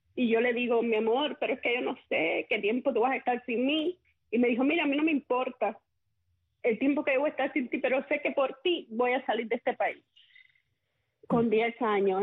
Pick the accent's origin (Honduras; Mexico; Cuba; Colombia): Cuba; Manacas, Villa Clara; mi niñez en Manacas era un pueblito, es un pueblito eh, pintoresco, un pueblito